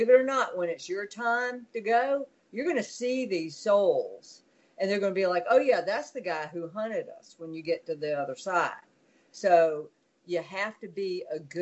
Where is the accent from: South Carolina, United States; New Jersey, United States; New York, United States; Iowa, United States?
South Carolina, United States; moved away; growing up in South Carolina